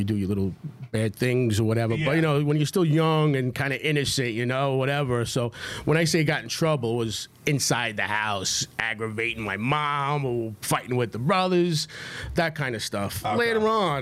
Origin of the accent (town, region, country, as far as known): Amityville, New York, United States; born or raised there; first language Italian; English is a second language; also born or lived in Brooklyn, New York